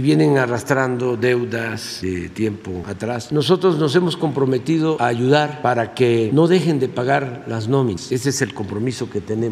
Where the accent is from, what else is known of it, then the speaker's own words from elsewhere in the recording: Tepetitán, Tabasco, Mexico; soy de Tepetitán. Macuspana, Tabasco